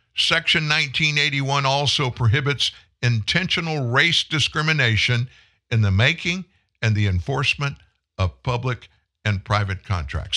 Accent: Franklin, Louisiana, United States; also born or lived in Houston, Texas / Shreveport, Louisiana; I grew up in South Louisiana. I moved to Shreveport, Louisiana in the summer of nineteen seventy. I lived in Franklin, Louisiana

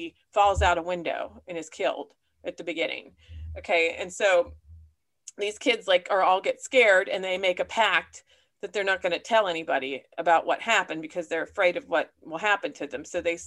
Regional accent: Punxsutawney, Pennsylvania, United States; my hometown of Punxsutawney

